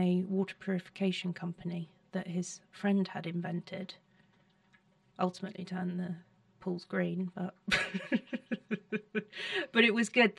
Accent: South East England, United Kingdom; In Surrey.

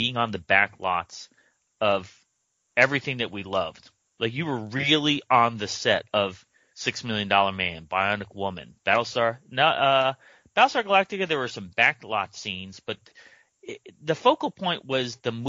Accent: Connecticut, United States; we grew up in Connecticut

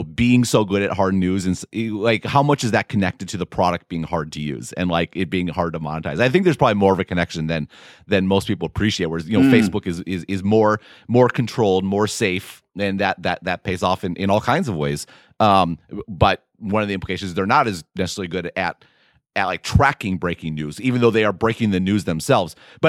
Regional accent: Midwest, United States; as a Midwesterner.

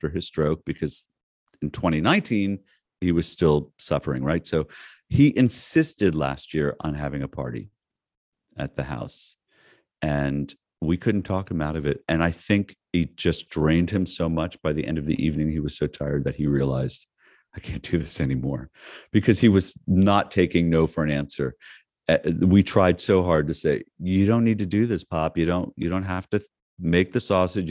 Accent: North Miami Beach, Florida, United States; when I was a kid, I was raised in North Miami Beach.

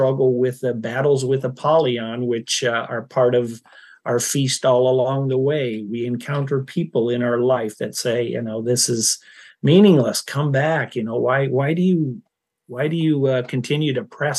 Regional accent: Iowa and Minnesota, Midwest, United States; moved away; I grew up in Iowa and Minnesota

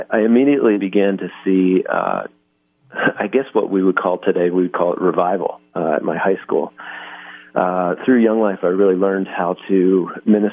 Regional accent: Philadelphia, Pennsylvania, United States; I'm from Philadelphia, so I actually went to high school at Lower Merion High School

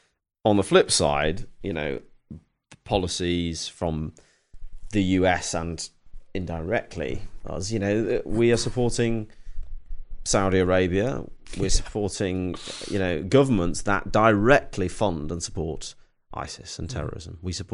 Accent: Stoke-on-Trent, West Midlands, United Kingdom; now in London, United Kingdom; And I'm originally from Stoke-on-Trent, but, you know, ever since leaving the army, I've you know, either lived or had a base in London.

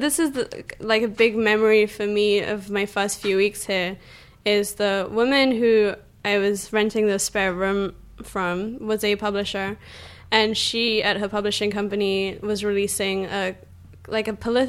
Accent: England, United Kingdom; Yeah, well, growing up in England, we didn't have SNL, obviously

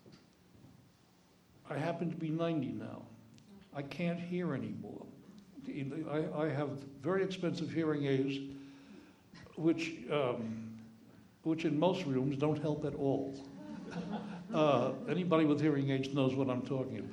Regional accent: New York City, New York, United States; I grew up in the Bronx and had a number of friends who talked like this

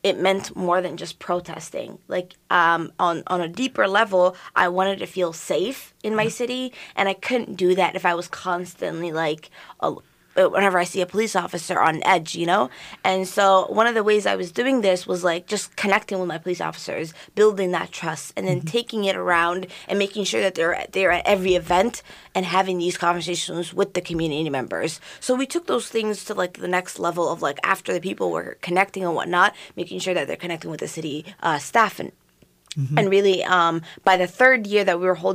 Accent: St. Louis Park, Minnesota, United States; I grew up in St. Louis Park

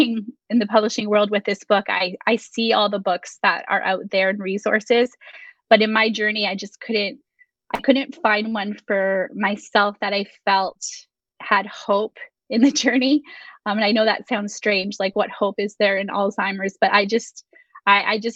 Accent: Canada; We're Canadian

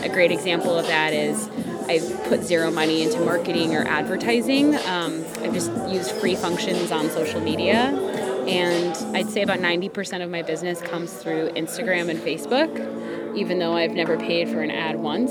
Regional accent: Chicago, Illinois, United States; I'm from Chicago, Illinois.

